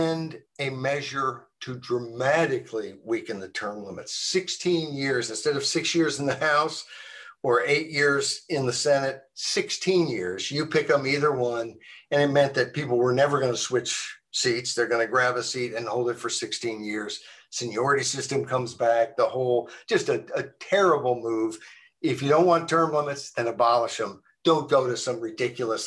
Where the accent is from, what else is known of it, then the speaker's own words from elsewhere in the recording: Arkansas, United States; I grew up in Arkansas.